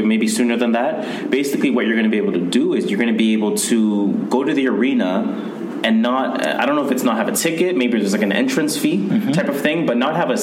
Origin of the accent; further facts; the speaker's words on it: Toronto, Ontario, Canada; we are Canadian, so we're giving you our Torontonian perspective